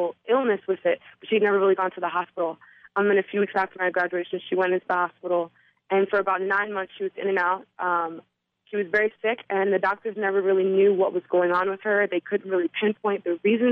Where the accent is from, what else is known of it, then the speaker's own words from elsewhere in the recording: New York City, New York, United States; I'm from New York